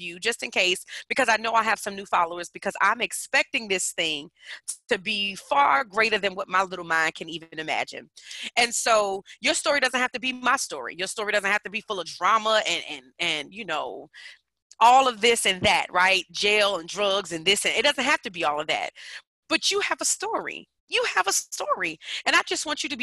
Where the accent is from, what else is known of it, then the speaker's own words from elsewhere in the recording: Newark, New Jersey, United States; now in Virginia, United States; I come from Newark, New Jersey. Shout out to the Bricks. Currently living in the Commonwealth, Virginia's for lovers